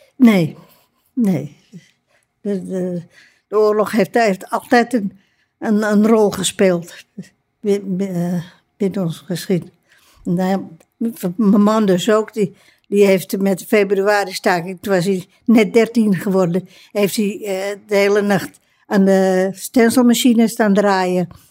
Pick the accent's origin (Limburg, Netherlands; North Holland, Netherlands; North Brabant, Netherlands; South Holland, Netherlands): North Holland, Netherlands; Amsterdam; ik ben als, pers als persoon, als Amsterdammer